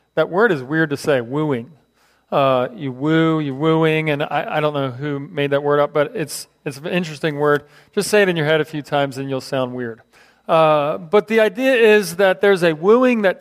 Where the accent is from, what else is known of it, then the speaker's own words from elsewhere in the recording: Philadelphia, Pennsylvania, United States; moved away; I grew up in Philadelphia